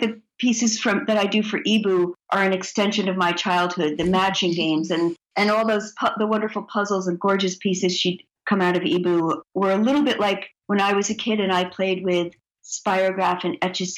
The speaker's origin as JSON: {"language": "English", "region": "New Jersey", "country": "United States", "tie": "born or raised there", "said": "I grew up in New Jersey, where we were on our bicycles all day and played kick the can at night"}